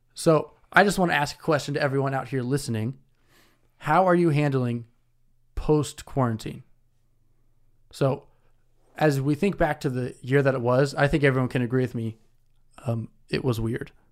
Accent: Indianapolis, Indiana, United States; now in Detroit, United States; I'm from Indianapolis, live in Detroit

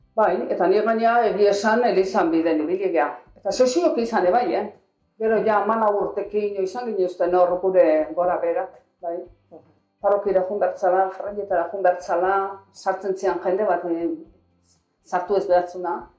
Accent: Zumarraga, Basque Country, Spain; San Gregorio frenten, hor jaio, jaio ginen hor bai

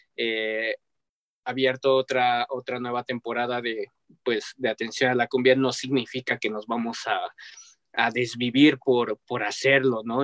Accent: Mexico

